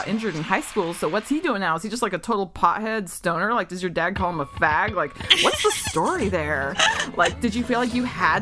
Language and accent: English; United States; also born or lived in Texas / Arkansas; growing up in Texas and Arkansas